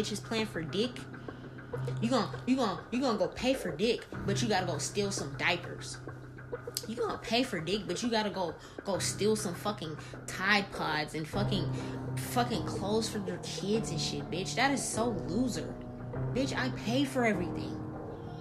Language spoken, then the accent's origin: English; New Orleans, Louisiana, United States; moved away; I'm from New Orleans. I was walking around with a fucking pit bull and a Rottweiler at 4 or 5 years old